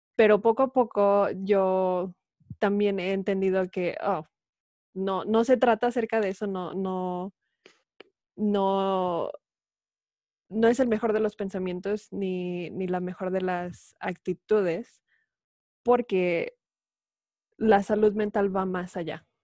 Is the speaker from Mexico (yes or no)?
yes; Mexico City, Mexico; yo crecí en la Ciudad de México